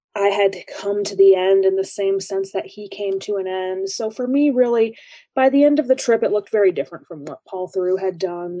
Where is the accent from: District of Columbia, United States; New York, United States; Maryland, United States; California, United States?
New York, United States; Lake Placid; born or raised there; moved away